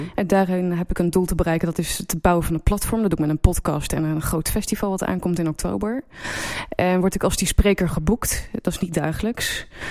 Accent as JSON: {"language": "Dutch", "town": "Apeldoorn", "region": "Gelderland", "country": "Netherlands", "tie": "born or raised there", "also_born_or_lived": "Antwerp / Amsterdam / Leeuwarden / Beijing", "moved": "as an adult", "said": "ik ben in Apeldoorn opgegroeid"}